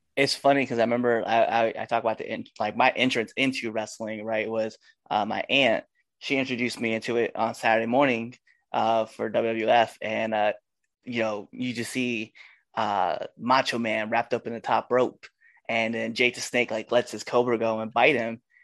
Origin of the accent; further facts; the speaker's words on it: Nebraska, United States; I'm from Nebraska